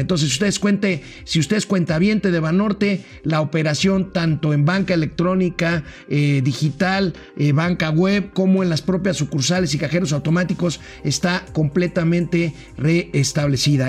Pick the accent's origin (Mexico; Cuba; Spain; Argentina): Mexico; como los mexicanos visitamos los diferentes destinos turísticos de nuestra propia, de nuestra propia patria